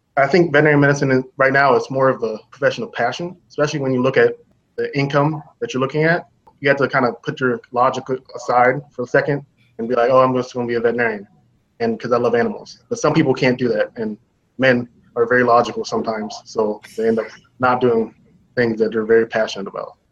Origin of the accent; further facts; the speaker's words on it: Anchorage, Alaska, United States; I was born and raised in Anchorage, Alaska